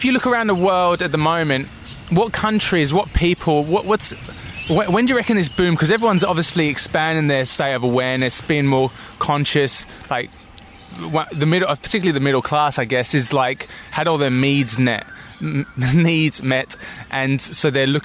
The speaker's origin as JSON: {"language": "English", "region": "London", "country": "United Kingdom", "tie": "born or raised there", "moved": "yes", "lives_now": "Australia", "said": "I grew up in East London, so everything's like stab, stab, nick, nick."}